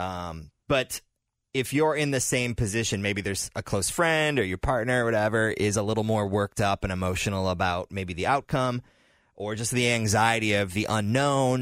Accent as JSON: {"language": "English", "town": "Detroit", "region": "Michigan", "country": "United States", "tie": "born or raised there", "moved": "yes", "lives_now": "Cincinnati, United States", "said": "I grew up in Detroit"}